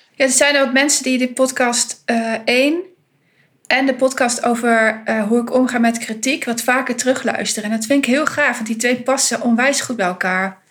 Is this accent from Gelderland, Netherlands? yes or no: yes; Winterswijk, Gelderland, Netherlands; Ik kom uit de achterhoek. Ehm, ik ben in Winterswijk geboren.